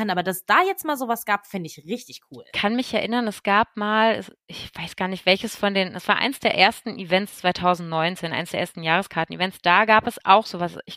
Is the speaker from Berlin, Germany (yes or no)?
yes; Berlin, Germany; Ich bin ja auch aus Berlin und hier sehen wir uns nie, aber dort verbringt man Zeit zusammen.